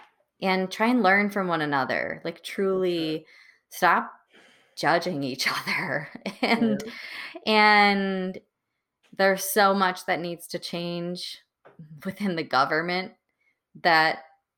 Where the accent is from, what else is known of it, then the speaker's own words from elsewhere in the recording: Muskego, Wisconsin, United States; growing up in Wisconsin, there were, at least in Muskego, there were not many minorities in my high school at all.